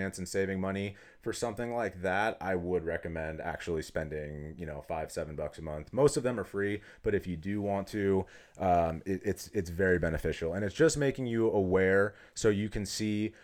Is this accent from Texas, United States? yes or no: no; Southern California, United States; moved away as an adult; also born or lived in Arizona; born and raised in Southern California, grew up playing sports